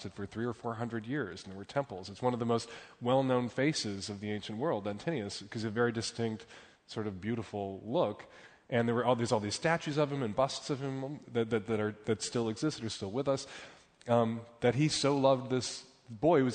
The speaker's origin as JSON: {"language": "English", "town": "Chicago", "region": "Illinois", "country": "United States", "tie": "born or raised there", "moved": "as an adult", "lives_now": "Seattle, United States", "said": "I grew up in Chicago"}